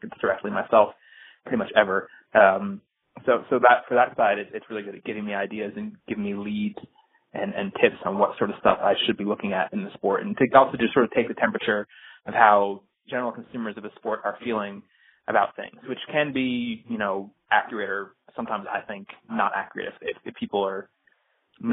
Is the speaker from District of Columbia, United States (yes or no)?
yes; Washington, District of Columbia, United States; Washington, D.C., which is my hometown